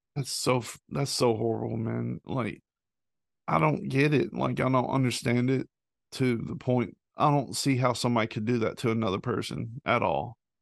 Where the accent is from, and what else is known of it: the South, United States; born or raised there